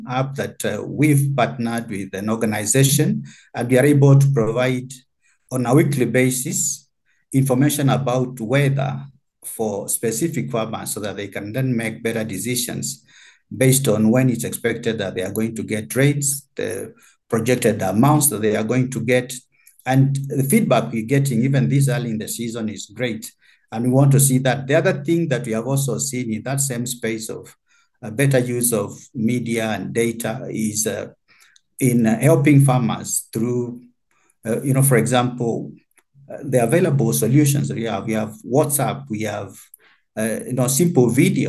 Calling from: Kenya; For instance, in the Kenyan context, because I'm speaking from Kenya, we have had value chains that have largely benefited from that.

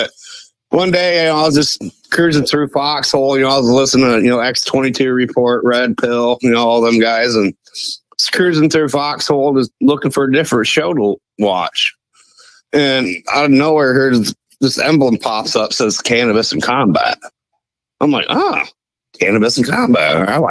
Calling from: Ohio, United States; from Northwest Ohio.

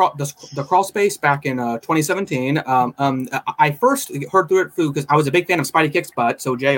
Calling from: Fresno, California, United States; I am calling from Fresno, California, from my own room.

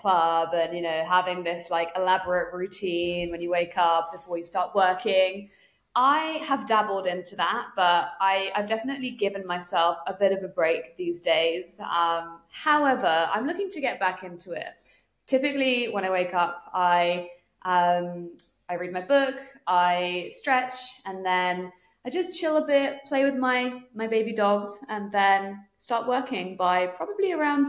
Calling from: Tampa, Florida, United States; It's 8:11 precisely here in not so sunny Tampa.

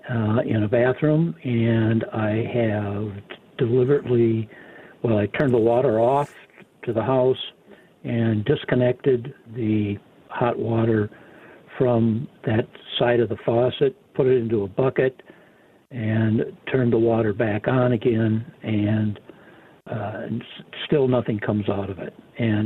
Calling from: Minnesota, United States; Actually, I'm calling you from Minnesota. I have a home in Tucson.

